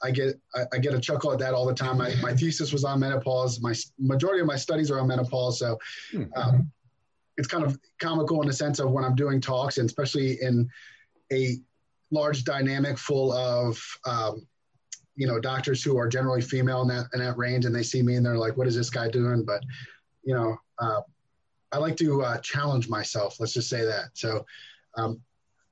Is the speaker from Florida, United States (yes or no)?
no; New Jersey, United States; also born or lived in Brooklyn, New York; I grew up in New Jersey for the most part. I was born in Brooklyn, but pretty much grew up in New Jersey.